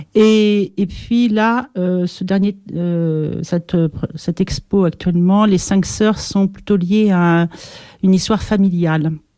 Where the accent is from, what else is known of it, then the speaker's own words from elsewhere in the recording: Pyrénées-Atlantiques, Nouvelle-Aquitaine, France; je suis française, d'origine euh, donc des Pyrénées de ce côté-là